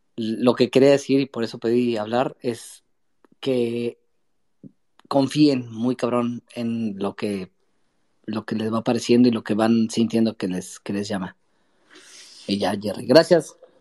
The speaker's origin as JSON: {"language": "Spanish", "town": "Metepec", "region": "State of Mexico", "country": "Mexico", "said": "yo soy de Metepec, Estado de México, metepequeño"}